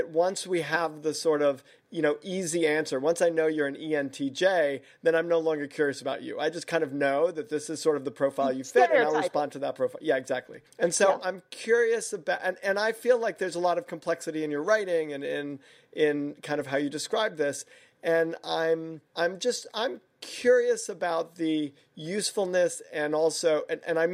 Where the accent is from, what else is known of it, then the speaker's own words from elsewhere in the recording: New York, United States; also born or lived in Savannah, Georgia; I'm Jewish from New York